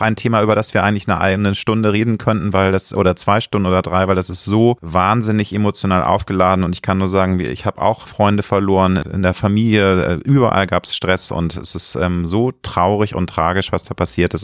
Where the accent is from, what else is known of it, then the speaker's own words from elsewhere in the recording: Germany; Ich lebe gerne in Deutschland, ich liebe mein Heimatland